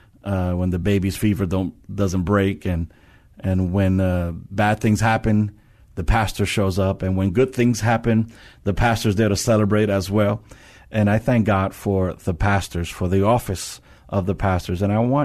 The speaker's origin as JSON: {"language": "English", "region": "New York", "country": "United States", "moved": "yes", "lives_now": "San Antonio, United States", "said": "I'm from New York"}